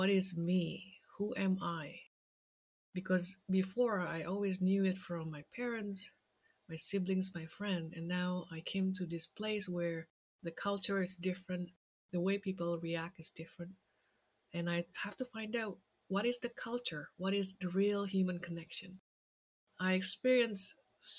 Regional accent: Jakarta, Indonesia; moved away; I grew up in Jakarta, Indonesia.

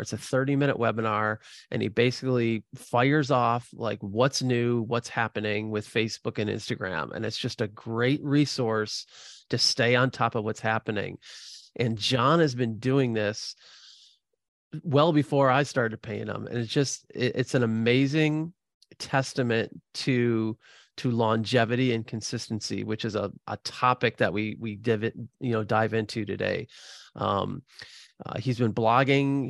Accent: Midwest, United States; I'm, I'm born and bred in the Midwest

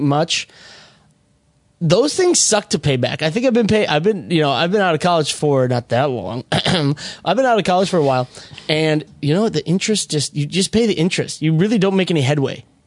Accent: Minnesota, United States; moved away; I'm from Minnesota

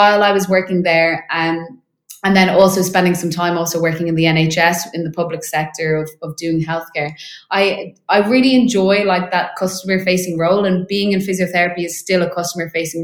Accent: Dublin, Leinster, Ireland; moved away as an adult; now in London, United Kingdom; I am originally from Ireland, in Dublin, so moved over to London about 2 years ago

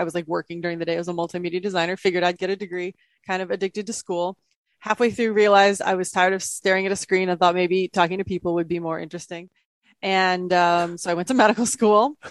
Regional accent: Midwest, United States; I was born in the Midwest from a very conservative family

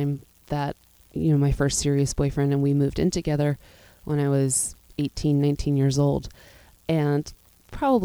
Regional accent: Pittsburgh, Pennsylvania, United States; I grew up in Pittsburgh, Pennsylvania

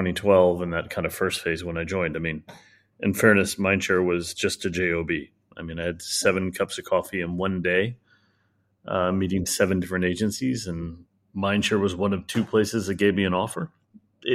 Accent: United States; now in Hong Kong; Nowhere. Take your pick of 14 cities and 7 states. Then I moved to Hong Kong.

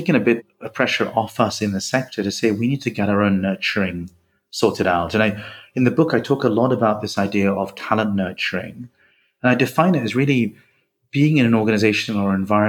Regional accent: India; now in United Kingdom; I grew up in India, I think like yourself, spent many years there

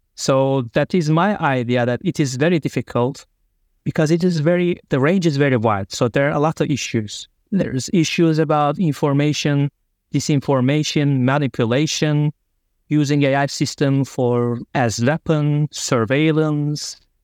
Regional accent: Turkey; moved away as an adult; also born or lived in Germany / Hungary; I'm originally from Turkey

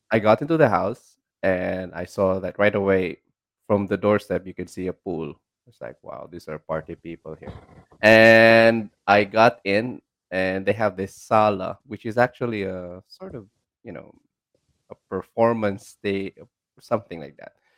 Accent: Philippines

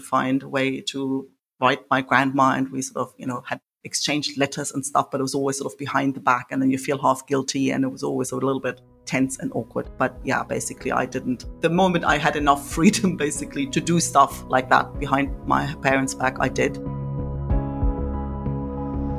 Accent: East Germany, Germany; I grew up in East Germany, behind the wall

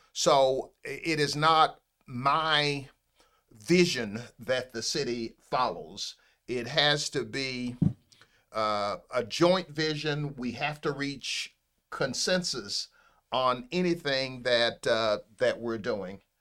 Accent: Pompano Beach, Florida, United States; I, uh, am a Broward County native. I'm one of those, uh, rare people who was born in Broward County. I was born in Pompano Beach, Florida

